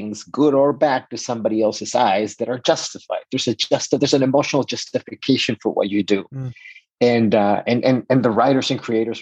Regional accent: Mexico; moved away as an adult; now in United States; I am 100% Mexican. I was born and raised in Mexico

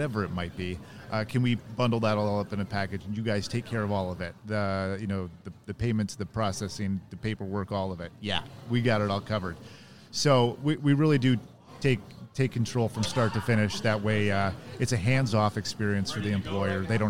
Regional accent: San Diego, California, United States; I'm from San Diego

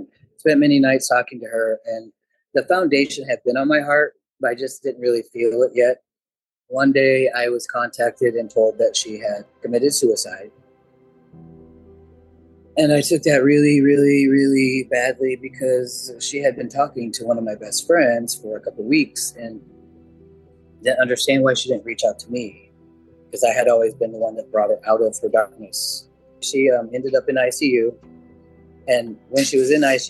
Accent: Moline, Illinois, United States; moved away as an adult; also born or lived in Davenport, Iowa; I grew up in Moline, Illinois, went to Moline High School, moved to Davenport, Iowa

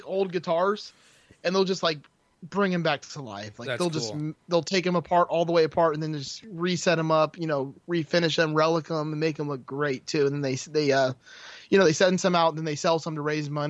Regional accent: Miami, Florida, United States; I'm from Miami originally, so I'm still live in Florida. I'm just in more northern part of Florida now.

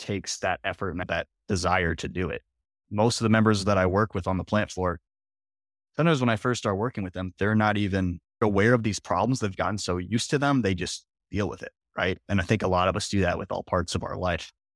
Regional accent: Minnesota, United States; also born or lived in Iowa; I grew up in Minnesota

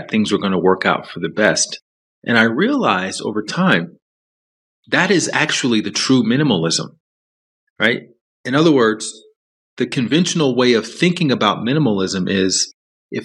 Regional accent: Alabama, United States; moved away as an adult; also born or lived in Chicago / New York City / Los Angeles; I grew up in the South in the U.S., in Alabama.

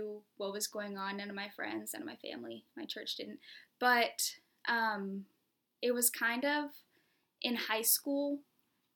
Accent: Charleston, South Carolina, United States; moved away as an adult; also born or lived in Ohio; now in Rock Hill, United States; I grew up in Charleston, South Carolina

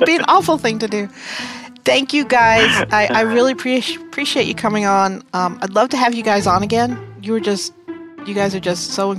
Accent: New York, United States; now in Austin, United States; I grew up in New York, and my family, I actually have a lot of family in Rhode Island

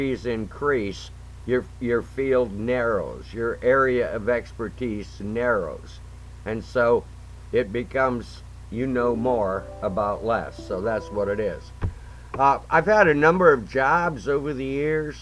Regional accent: McCutchenville, Ohio, United States; also born or lived in Fostoria, Ohio; I was reared on a dairy farm right outside of Tiffin, Ohio, in a little place called McCutcheonville, small town

